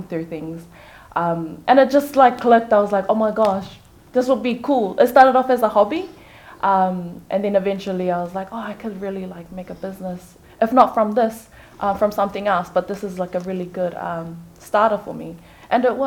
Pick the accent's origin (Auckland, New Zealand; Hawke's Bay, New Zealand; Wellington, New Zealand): Auckland, New Zealand; I come from a Tongan background, but I was born and raised here in New Zealand, Auckland.